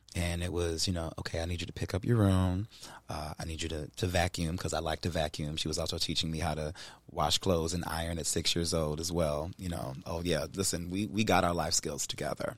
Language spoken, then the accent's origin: English; Cleveland, Ohio, United States; I grew up in Cleveland